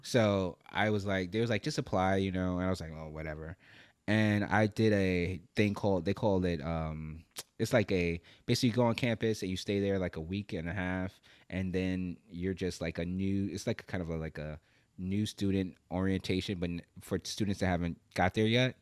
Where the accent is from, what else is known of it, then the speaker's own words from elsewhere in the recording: New York, United States; moved away as an adult; I live in Brooklyn, New York. I grew up in New York